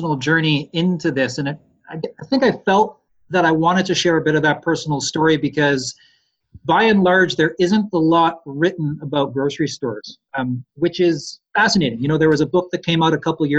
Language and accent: English; Ontario, Canada; moved away as an adult; now in Nelson, Canada; I grew up in Ontario and came out here about 13, 14 years ago now.